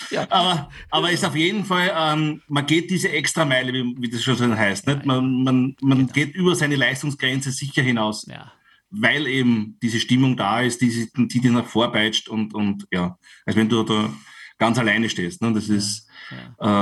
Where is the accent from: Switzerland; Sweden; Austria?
Austria; Styria; bei uns in der Steiermark